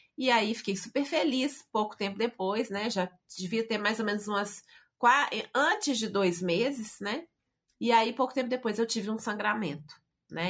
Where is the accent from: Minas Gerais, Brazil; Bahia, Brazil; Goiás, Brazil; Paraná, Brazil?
Minas Gerais, Brazil; Belo Horizonte; Hoje sou mineira de Belo Horizonte